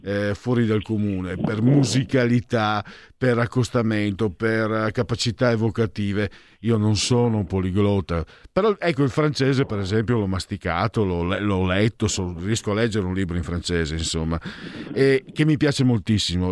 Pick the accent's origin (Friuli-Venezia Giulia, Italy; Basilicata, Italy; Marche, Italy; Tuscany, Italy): Friuli-Venezia Giulia, Italy; now in Milan, Italy; vengo dal Friuli, il mio friulano, il mio veneto sono, che sono due lingue anche diversissime tra loro